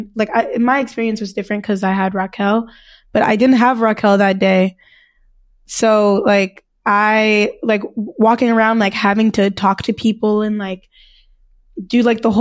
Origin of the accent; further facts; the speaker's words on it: California, United States; I'm from California, but, like, it's a very California-esque school